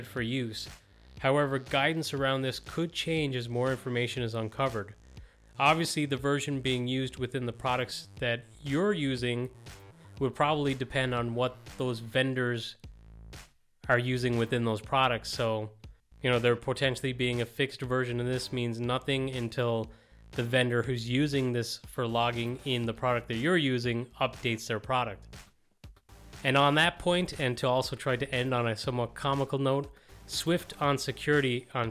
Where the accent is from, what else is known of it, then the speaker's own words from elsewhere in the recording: Ireland; As an Irish techie